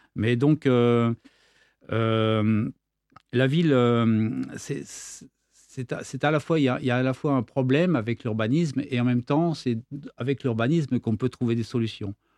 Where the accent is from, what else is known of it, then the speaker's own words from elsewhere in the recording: Versailles, Île-de-France, France; now in Nîmes, France; Je suis né à Versailles